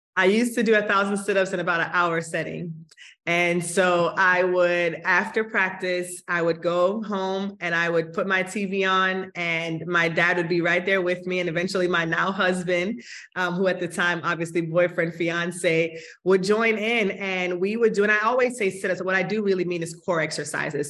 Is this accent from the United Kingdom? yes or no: no; Kingston, Jamaica; I was born in Kingston, Jamaica, and have the most fond memories of my early days in Kingston.